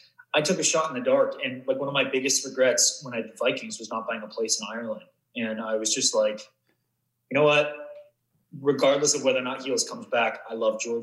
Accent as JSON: {"language": "English", "town": "Vancouver", "region": "British Columbia", "country": "Canada", "tie": "born or raised there", "also_born_or_lived": "Atlanta", "moved": "yes", "said": "I grew up in Vancouver or just outside"}